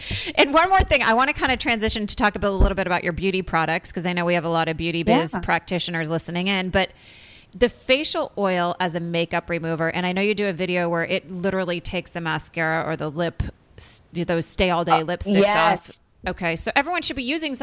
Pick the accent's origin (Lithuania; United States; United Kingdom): United States; Vermont; now in Los Angeles, United States; I'm actually from Vermont, born and raised in Vermont.